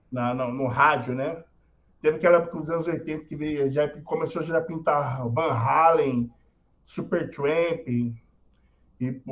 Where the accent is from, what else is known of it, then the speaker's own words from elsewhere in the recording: Cananéia, São Paulo, Brazil; born there; eu nasci em Cananéia, brother. Minha história tá é muito